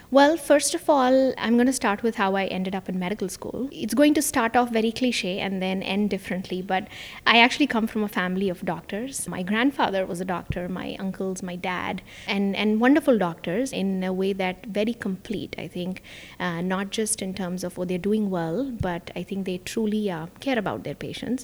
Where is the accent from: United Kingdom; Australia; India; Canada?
India; moved away as an adult; also born or lived in New York / Miami; now in Orlando, United States; I actually was born and raised in India, and that's where most of my family still is